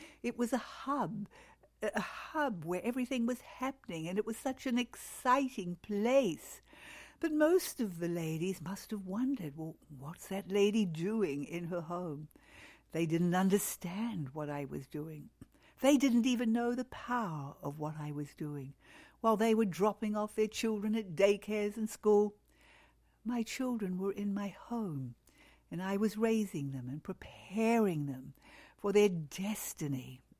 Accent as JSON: {"language": "English", "country": "New Zealand", "moved": "yes", "said": "I can remember that when we moved to Australia from New Zealand."}